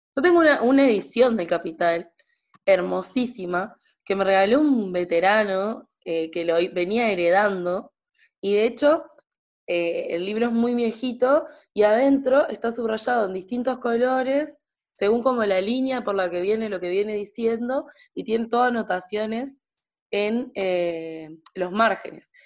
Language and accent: Spanish; Sauce, Canelones, Uruguay; yo soy de Sauce, Canelones